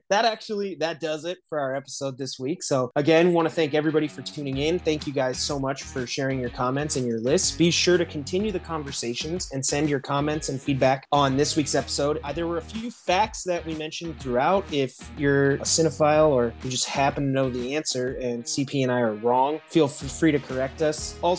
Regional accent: Midwest, United States; now in Los Angeles, United States; growing up in the Midwest, it really was like a neighborhood thing.

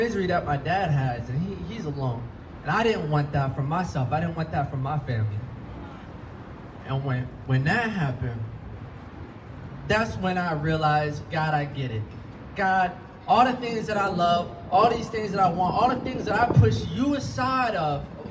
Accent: Florida, United States; now in California, United States; I'm from Florida, and I'm living in California

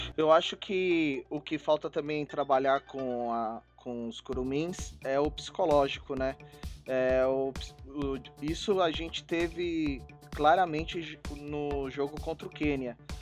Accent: Brazil; Eu sou brasileiro

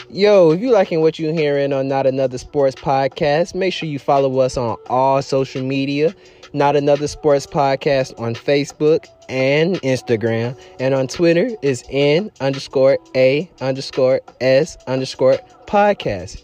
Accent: Miami, Florida, United States; my hometown

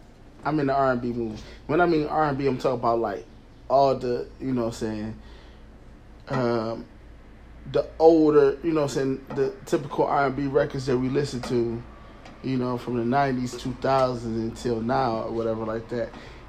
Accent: Detroit, Michigan, United States; I'm from Detroit City.

